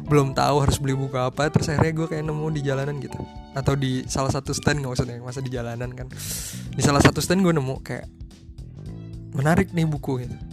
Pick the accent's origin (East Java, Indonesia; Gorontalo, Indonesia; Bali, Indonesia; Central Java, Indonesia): Central Java, Indonesia; Colomadu; now in Cairo, Egypt; gue berasal dari Solo Jawa Tengah atau mungkin lebih tepatnya Karanganyar kali ya gue berasal dari Colomadu